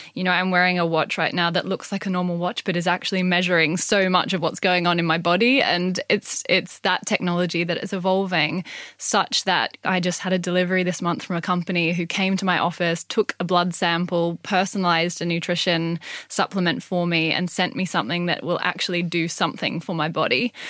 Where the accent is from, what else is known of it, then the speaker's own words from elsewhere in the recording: Gold Coast, Queensland, Australia; now in United Kingdom; So I grew up on the Gold Coast in Australia